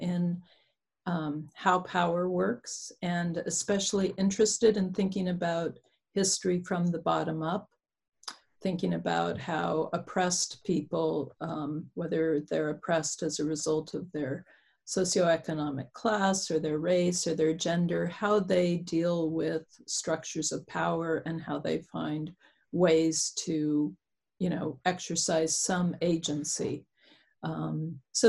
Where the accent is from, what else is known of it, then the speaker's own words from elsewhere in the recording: Nebraska, United States; I'm from Nebraska, which is farming community